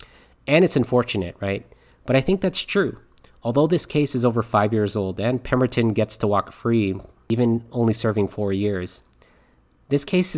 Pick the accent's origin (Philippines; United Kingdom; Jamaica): Philippines; I'm Filipino, and watching this documentary just really hit home. Because for me, family is a major part of Filipino values